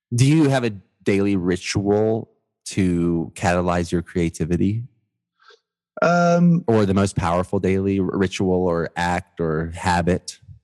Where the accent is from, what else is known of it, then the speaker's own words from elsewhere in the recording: Georgia, United States; also born or lived in Miami, Florida; I was born in Miami, but kindergarten and college I was in Georgia